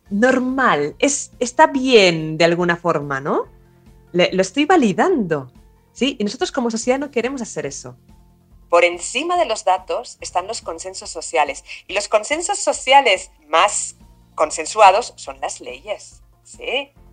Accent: Barcelona, Catalonia, Spain; moved away as an adult; now in Córdoba, Argentina; soy originalmente de Barcelona, pero llevo 15 eh, años eh, acá en Córdoba

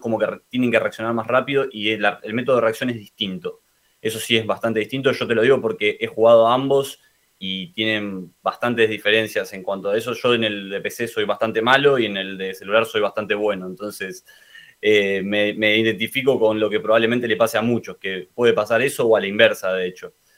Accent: Argentina; el resto somos de Argentina

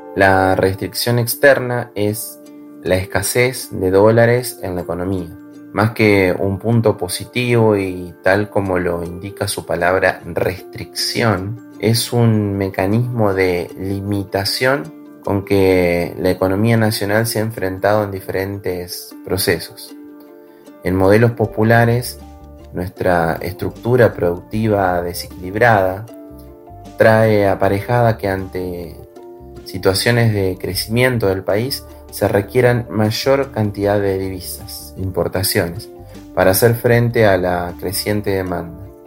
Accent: Argentina

